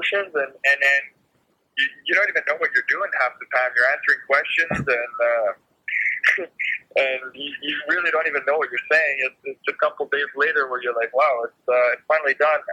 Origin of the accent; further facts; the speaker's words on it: Montreal, Quebec, Canada; growing up in Montreal